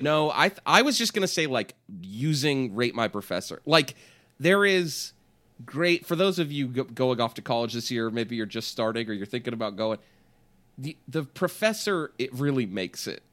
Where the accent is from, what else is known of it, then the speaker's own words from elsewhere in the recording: Bay Area, California, United States; I'm from the Bay Area